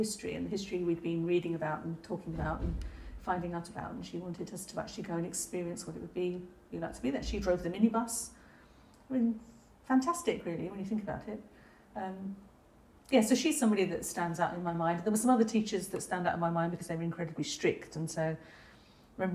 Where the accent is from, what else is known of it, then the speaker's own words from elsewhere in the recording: Hertfordshire, East of England, United Kingdom; also born or lived in London; Then we moved to Hertfordshire